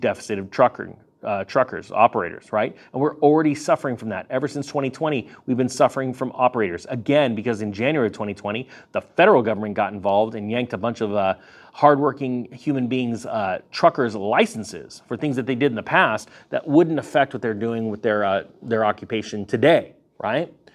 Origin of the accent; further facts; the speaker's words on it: California, United States; it's my home state